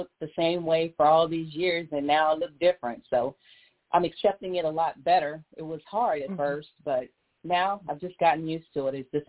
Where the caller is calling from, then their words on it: San Antonio, Texas, United States; I'm calling from San Antonio, Texas.